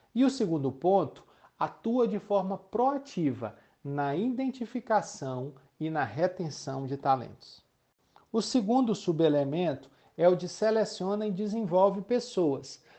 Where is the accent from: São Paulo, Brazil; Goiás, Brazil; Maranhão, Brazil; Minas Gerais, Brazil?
Maranhão, Brazil; sou maranhense, sou casado